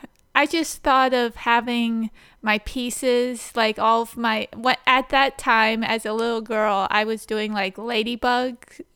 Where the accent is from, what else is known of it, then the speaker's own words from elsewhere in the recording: Ijamsville, Maryland, United States; Oh, well, I grew up on 2.5 acres in Imesville, Maryland. I guess that's in Frederick County. And we grew up across from a cow pasture as well.